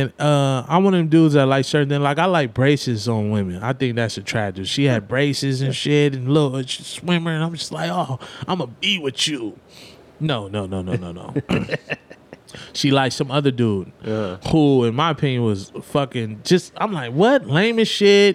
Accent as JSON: {"language": "English", "town": "Los Angeles", "region": "California", "country": "United States", "moved": "yes", "said": "I'm coming from South Central"}